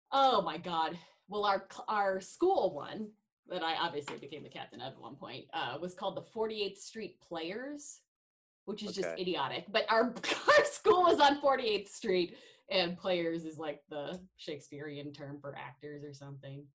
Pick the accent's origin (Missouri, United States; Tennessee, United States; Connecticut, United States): Missouri, United States; Kansas City; now in South Dakota, United States; I am from Kansas City, Missouri